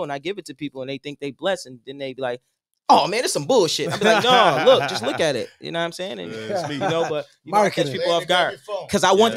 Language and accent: English; Buffalo, New York, United States; I'm from Buffalo, New York